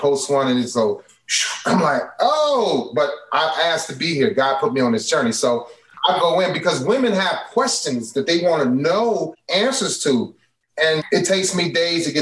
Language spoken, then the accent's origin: English; Cleveland, Ohio, United States; also born or lived in Chicago; I'm from Cleveland